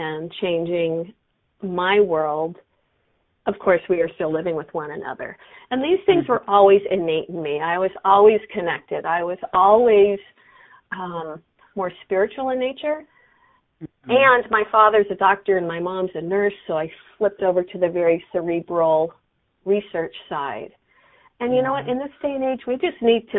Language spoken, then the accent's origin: English; San Diego, California, United States; moved away as an adult; now in Colorado, United States; I grew up in San Diego, so I love the beach